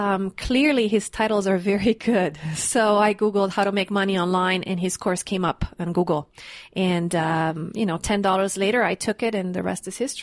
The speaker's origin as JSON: {"language": "English", "country": "Canada", "lives_now": "Mexico", "said": "I'm a Canadian citizen and I make money in US and I live in Mexico."}